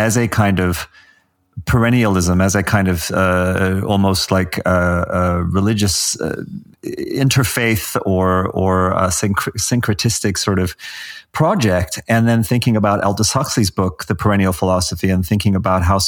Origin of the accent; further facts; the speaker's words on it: South Africa; as a kid myself growing up in South Africa under apartheid